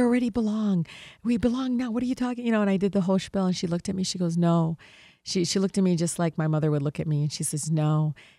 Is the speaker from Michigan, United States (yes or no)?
yes; Detroit, Michigan, United States; growing up in Detroit